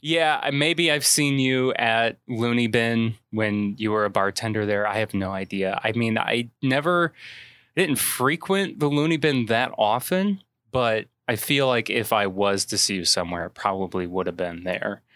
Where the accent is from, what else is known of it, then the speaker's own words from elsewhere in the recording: Manteno, Illinois, United States; I'm from Mantino